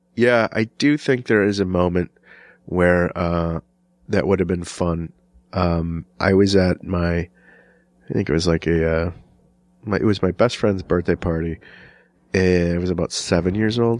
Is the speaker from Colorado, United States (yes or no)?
no; Wisconsin, United States; accent: Chicago; when I was growing up in Wisconsin, we used to dive off of trees and bridges